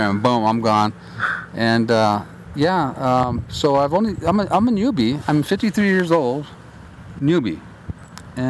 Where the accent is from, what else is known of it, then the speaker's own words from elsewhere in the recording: Albuquerque, New Mexico, United States; I'm from Albuquerque, New Mexico.